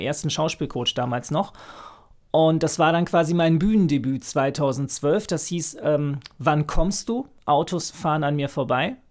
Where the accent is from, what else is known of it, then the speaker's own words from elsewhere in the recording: Frankfurt, Hesse, Germany; moved away as an adult; now in Berlin, Germany; Ich bin eigentlich aus Frankfurt, habe dort erst Soziologie studiert